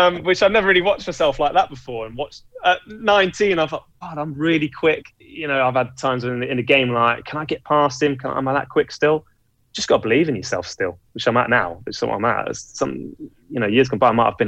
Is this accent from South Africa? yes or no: no; England, United Kingdom; I'm English.